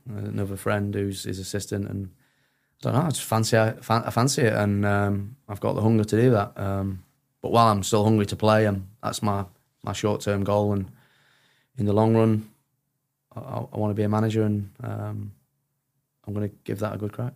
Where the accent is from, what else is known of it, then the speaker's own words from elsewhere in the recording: Sheffield, Yorkshire and the Humber, United Kingdom; I'm from Sheffield